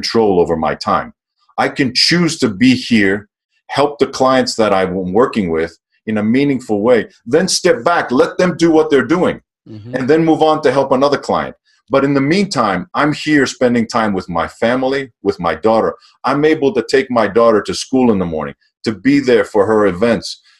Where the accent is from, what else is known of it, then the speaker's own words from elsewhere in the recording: Greece; moved away; Growing up in Greece